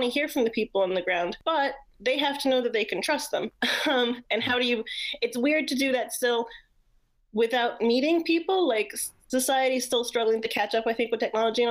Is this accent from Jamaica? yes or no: yes; Jamaica; moved away as an adult; also born or lived in New York; I'm actually from Jamaica. I am a Jamaican.